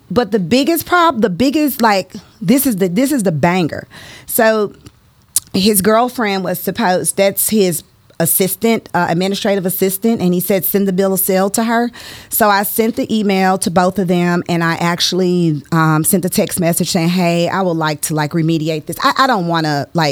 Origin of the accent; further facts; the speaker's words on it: St. Louis, Missouri, United States; I'm from the West Side